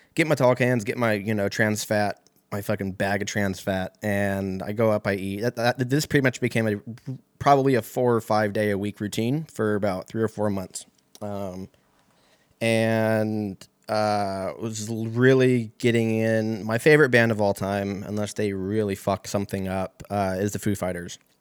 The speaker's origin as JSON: {"language": "English", "town": "Lancaster", "region": "California", "country": "United States", "tie": "born or raised there", "also_born_or_lived": "Seattle", "moved": "as an adult", "said": "moved out there from my hometown out in Lancaster"}